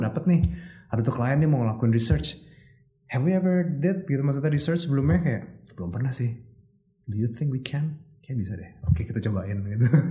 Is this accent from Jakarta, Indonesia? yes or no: yes; Jakarta, Indonesia; gue lahir di Jakarta